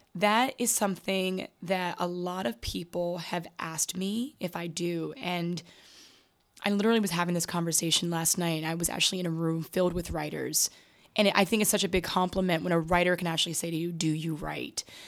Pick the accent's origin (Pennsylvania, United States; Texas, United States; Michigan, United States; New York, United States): New York, United States; New York City; also born or lived in Bronx, New York; I was raised on the Upper West Side of Manhattan